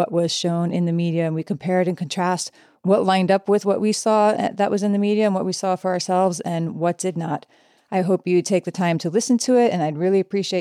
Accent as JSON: {"language": "English", "region": "New York", "country": "United States", "said": "I am obviously from New York."}